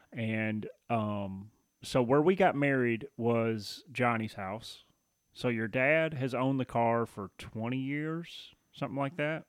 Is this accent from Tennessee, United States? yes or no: yes; Tennessee, United States; now in Michigan, United States; I grew up in Tennessee